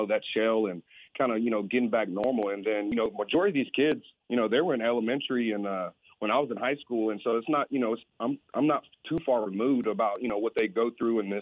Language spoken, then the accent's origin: English; Temple, Texas, United States; I'm very blessed to be back here in my hometown